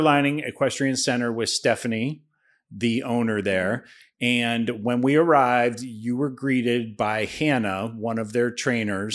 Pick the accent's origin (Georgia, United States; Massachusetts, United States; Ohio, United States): Ohio, United States; I grew up in Ohio